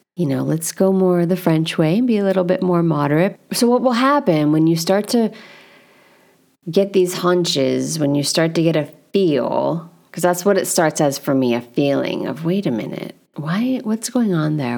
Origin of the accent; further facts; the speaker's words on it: United States; as an American